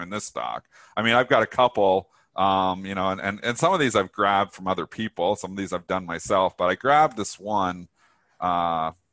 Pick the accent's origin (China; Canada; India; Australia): Canada; I am Canadian